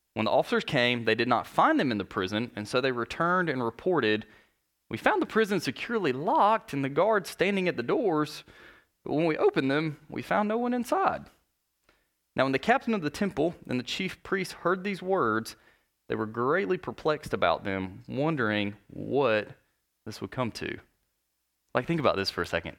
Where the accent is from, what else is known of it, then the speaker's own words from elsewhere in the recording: North Alabama, United States; I grew up in North Alabama